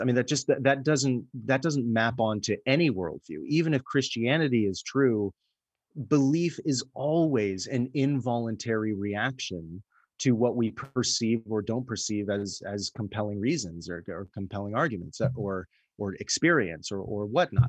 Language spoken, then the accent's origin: English; United States; I'm an American